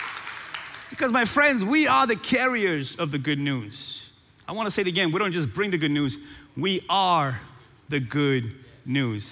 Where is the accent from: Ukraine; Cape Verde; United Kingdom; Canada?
Cape Verde; moved away; born and raised in Cape Verde